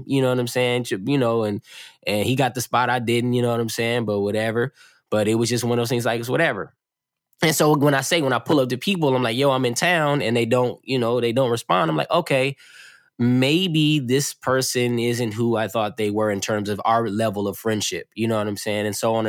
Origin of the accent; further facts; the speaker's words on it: California, United States; also born or lived in Oakland / East St. Louis; I am from, you know, Southern California, but I say I'm from Oakland, but I'm originally born in East St. Louis.